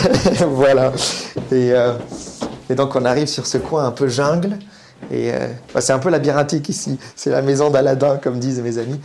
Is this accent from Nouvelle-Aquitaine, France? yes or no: yes; Bordeaux, Nouvelle-Aquitaine, France; now in Paris, France; Je suis né à Bordeaux, j'ai grandi pas loin des vagues, je vais très souvent à Lacano, Cap Ferré.